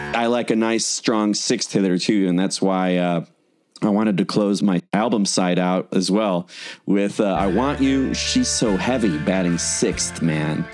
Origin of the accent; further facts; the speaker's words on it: Chicago, Illinois, United States; we're both from Chicago